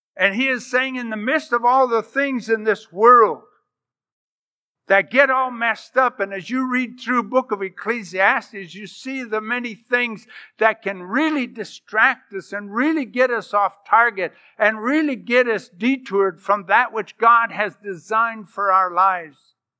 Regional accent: United States; I'm American

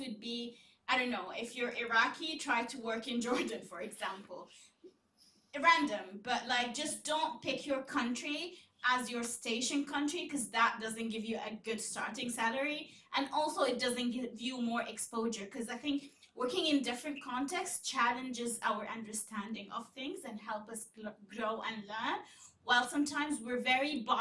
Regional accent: Yemen; I'm from Yemen

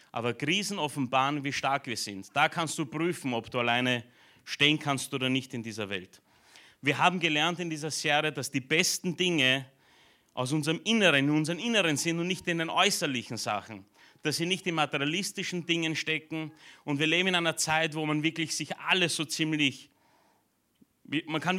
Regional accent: Romania; born there; moved away; also ich bin in Rumänien geboren, bin zwar nicht dort, aufgewachsen, aber meine Eltern waren ja jahrelang in einer rumänischen Gemeinde

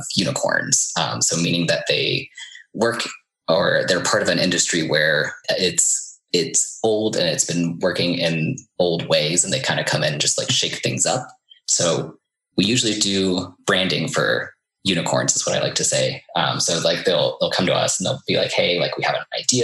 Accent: Iowa, United States; moved away as an adult; also born or lived in New York City; I'm from Iowa originally.

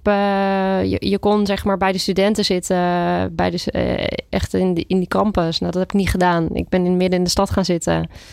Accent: Brielle, South Holland, Netherlands; now in Huizen, Netherlands; Ik eh, kom uit de buurt van Rotterdam. Dus eh, ik ben opgegroeid in Brielen.

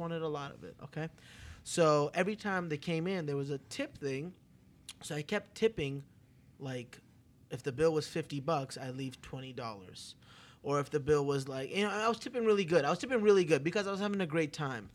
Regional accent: Toronto, Ontario, Canada; now in Las Vegas, United States; I'm from Toronto, Canada, the biggest Greek town in the world

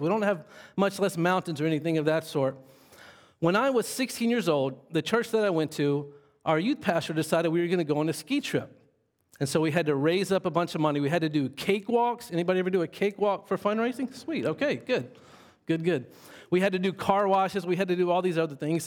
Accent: Monroe, Louisiana, United States; I grew up in Monroe, Louisiana.

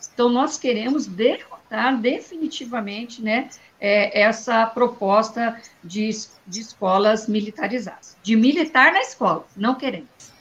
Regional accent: Paraná, Brazil; Eu sou do Paraná

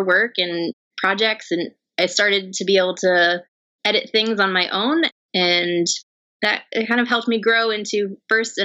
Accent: near Poughkeepsie, upstate New York, United States; now in New York City, United States; I did grow up in upstate New York, just north of it, near the Poughkeepsie area

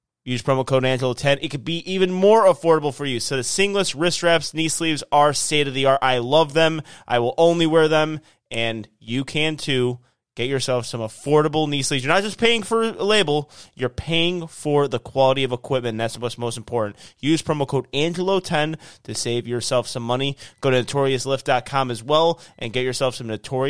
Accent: Illinois, United States; now in Houston, United States; I'm from Houston, or I live in Houston. I'm from Illinois

